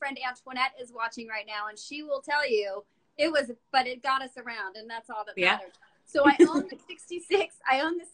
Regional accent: Burbank, California, United States; I grew up in Burbank, for part of the time

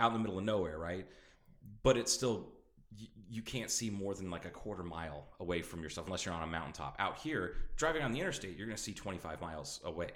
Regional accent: Midwest, United States; now in Kingman, United States; growing up in the Midwest

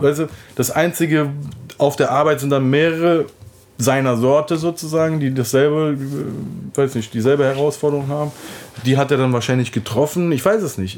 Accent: Cologne, North Rhine-Westphalia, Germany; Ich komme aus Köln, bin dort geboren, dann aufgewachsen

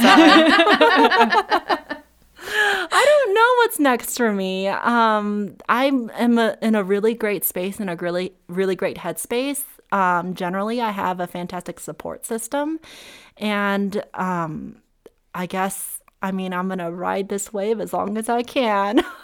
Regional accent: Summit County, Colorado, United States; also born or lived in Monterey, California / Los Angeles, California; I grew up with in Summit County

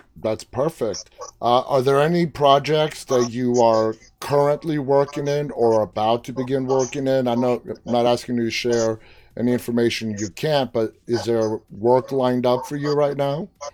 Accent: New York City, New York, United States; I am from New York City

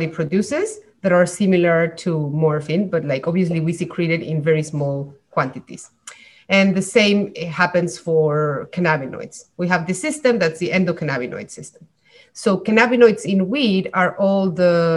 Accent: Mexico; moved away as an adult; now in Montreal, Canada; I came in Mexico because I'm from Mexico. And then I came to Montreal to do a PhD in neuroscience.

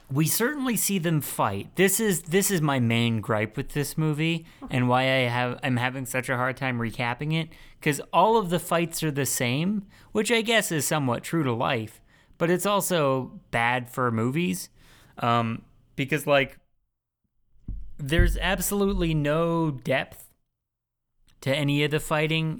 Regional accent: California, United States; moved away; we're all from California and moved somewhere else

